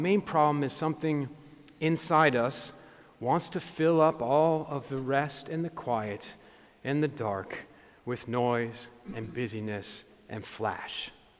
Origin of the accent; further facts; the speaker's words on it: New England, United States; I'm from New England